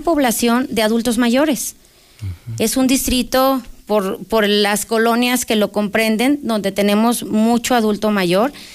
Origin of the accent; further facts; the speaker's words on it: Aguascalientes, Mexico; soy una candidata de Aguascalientes, que soy nacida en Aguascalientes, que no venimos de fuera